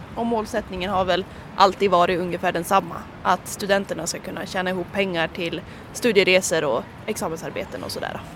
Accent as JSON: {"language": "Swedish", "town": "Örnsköldsvik", "region": "Västernorrland County", "country": "Sweden", "moved": "as an adult", "lives_now": "Umeå, Sweden", "said": "kommer ursprungligen från Örnsköldsvik och pluggar då i Umeå."}